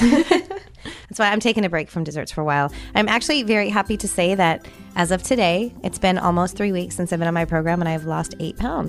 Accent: San Jose, California, United States; now in Tampa, United States; I grew up in California. you know, where I grew up, um, I was only about thirty minutes away from Salinas

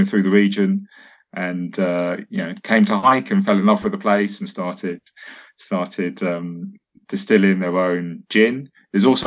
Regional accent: United Kingdom; as both a British person and someone with a Welsh girlfriend

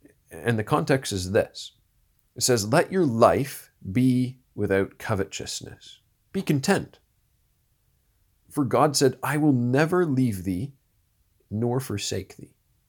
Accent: Orangeville, Ontario, Canada; He lived near where I grew up in Orangeville, Ontario. He was just a little bit north of Shelburne, if you know where that is.

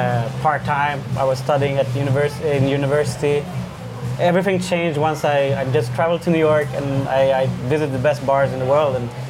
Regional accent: Stockholm, Stockholm County, Sweden; moved away as an adult; now in Bangkok, Thailand; so Chilean. My mom is half French, half Swedish. Born and raised in Stockholm, though. Lived there all my life. Lived there all my life before moving here to Thailand.

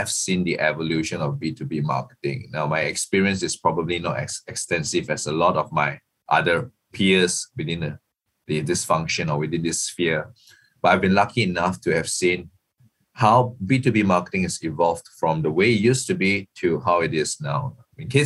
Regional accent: Singapore; I'm not from Bangkok. I'm not based in Bangkok. I'm actually Singaporean.

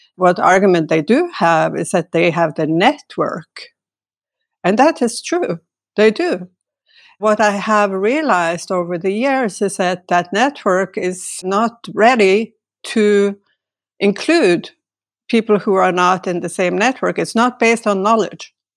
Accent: Norway; also born or lived in Stavanger, Norway / Santa Cruz / France

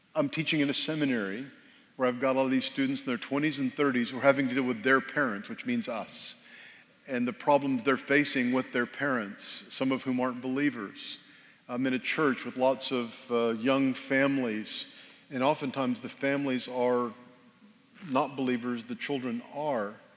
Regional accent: Texas, United States; born or raised there; also born or lived in Northern Virginia

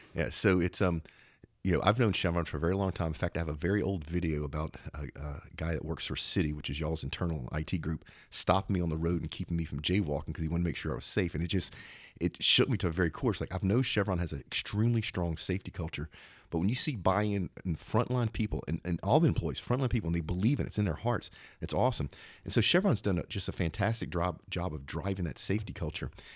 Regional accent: Zachary, Louisiana, United States; not too far from where I grew up in Zachary, Louisiana

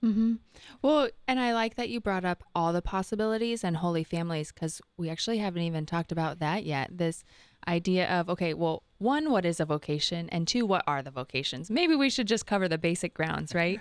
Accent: Southern California, United States; moved away; I'm also from Southern

